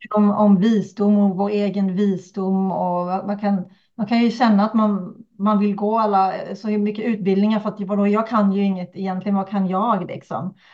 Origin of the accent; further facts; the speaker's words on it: Kalmar County, Sweden; accent: Öland dialect (drops R's); now in Uppsala, Sweden; jag kommer från Öland